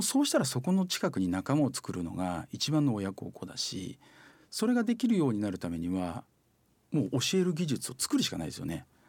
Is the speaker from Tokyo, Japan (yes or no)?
no; Oita, Japan; 大分のその私の実家の方がですねもう限界集落なんですよ